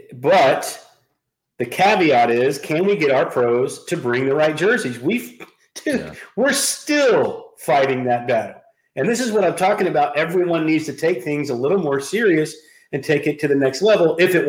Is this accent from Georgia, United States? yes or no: no; Charlotte, North Carolina, United States; born or raised there